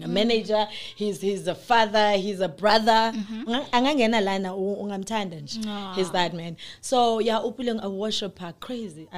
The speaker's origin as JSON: {"language": "English", "town": "Kimberley", "region": "Northern Cape", "country": "South Africa", "tie": "born or raised there", "said": "born and raised in the Northern Cape, Kimberley, raised by a single parent"}